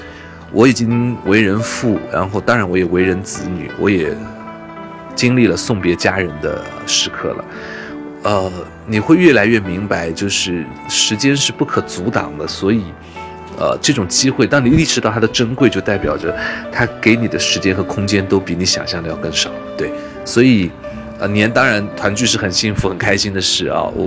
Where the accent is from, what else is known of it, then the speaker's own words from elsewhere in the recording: southern China, China; 小的时候一定会做八宝饭。哦，这是南方的一个特点，